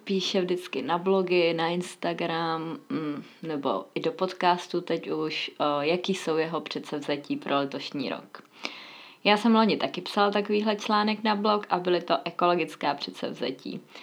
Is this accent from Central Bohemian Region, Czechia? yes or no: yes; Mladá Boleslav, Central Bohemian Region, Czechia; moved away; jsem původně z Mladé Boleslavy